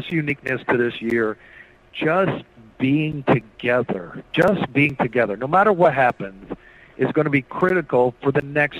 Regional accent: Noblesville, Indiana, United States; also born or lived in Bloomington, Indiana / Lawrence, Indiana; I'm from Indiana. I grew up in Lawrence and Noblesville, and I was born in Bloomington

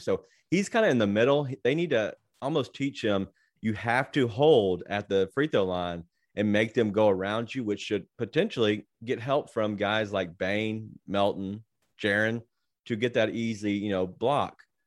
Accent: Memphis, Tennessee, United States; Yep, been here my whole life. Grew up in Fraser

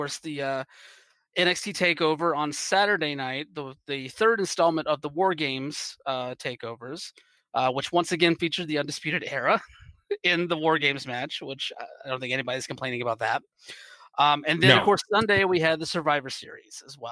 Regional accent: East Coast, United States; moved away as an adult; now in West Coast, United States; I'm originally from the East Coast. And so I'm still getting used to the West Coast in some ways, even though I've been out here for like a handful of years at this point

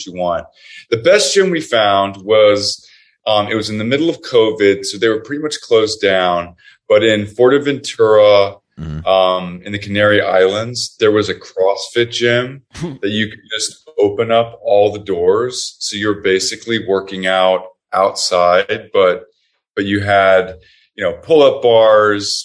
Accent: Texas, United States; also born or lived in Houston; now in New York, United States; I'm from Texas

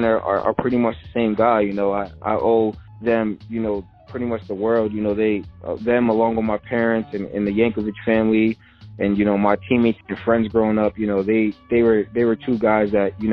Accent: Edison, New Jersey, United States; me and my mom are from Edison

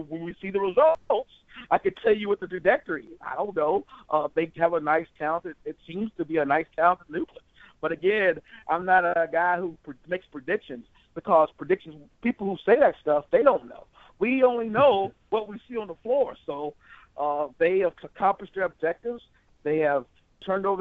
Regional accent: Alabama, United States; moved away as an adult; now in Detroit, United States; I was raised in Alabama.

